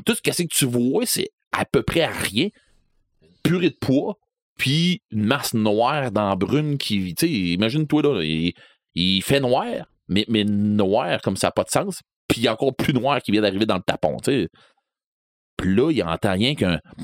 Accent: Rivière-du-Loup, Quebec, Canada; je viens de Rivière-du-Loup

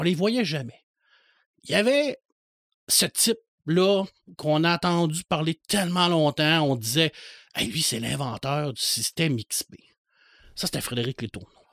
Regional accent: Saguenay, Quebec, Canada; moved away as an adult; now in Rivière-du-Loup, Canada; Je suis natif de Ville-de-l'Abbé, je suis un gars du Saguenay.

